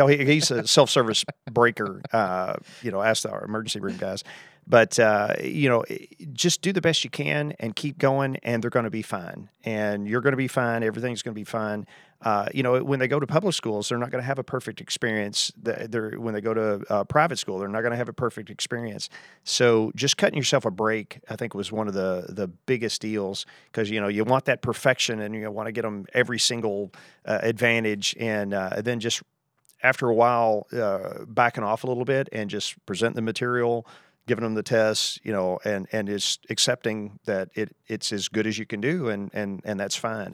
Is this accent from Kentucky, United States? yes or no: yes; Kentucky, United States; moved away as an adult; also born or lived in Boston; I'm from Kentucky, it's, you know, south